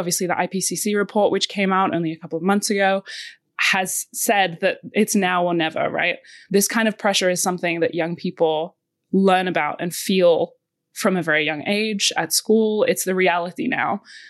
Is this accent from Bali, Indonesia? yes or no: yes; Bali, Indonesia; I had the absolute privilege of growing up in Southeast Asia, and I actually went to a school called the Green School in Bali